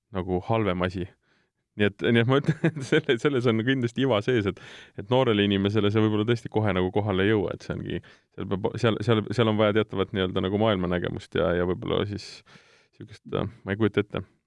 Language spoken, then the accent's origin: Estonian; South Estonia, Estonia; mina olen ise Lõuna-Eestist pärit